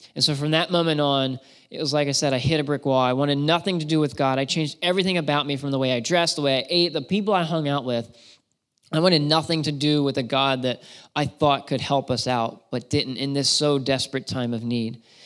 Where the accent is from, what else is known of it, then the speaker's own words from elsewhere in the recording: Shrewsbury, Pennsylvania, United States; moved away as an adult; now in Massachusetts, United States; I grew up in Shrewsbury, Pennsylvania